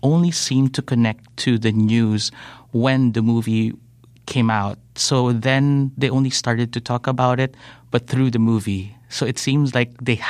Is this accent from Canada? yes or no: no; Philippines; me as a Filipino